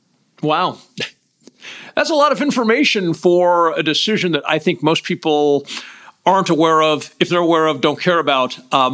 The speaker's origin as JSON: {"language": "English", "region": "California", "country": "United States", "tie": "born or raised there", "said": "I was born in California"}